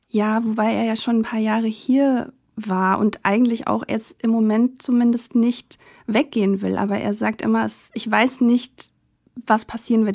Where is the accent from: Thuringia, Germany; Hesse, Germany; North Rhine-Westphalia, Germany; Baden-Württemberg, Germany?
Hesse, Germany; a village in; also born or lived in Frankfurt; Also ich bin in einem Dorf aufgewachsen in Hessen